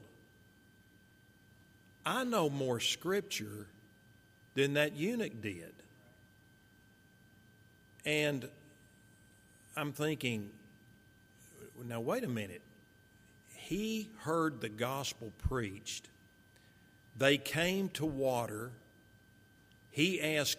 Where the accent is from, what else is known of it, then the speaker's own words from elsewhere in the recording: Marshall, Texas, United States; also born or lived in Fort Worth, Texas; following my dad's death, my mother, my little brother, myself, we moved from Fort Worth to Marshall, where our family was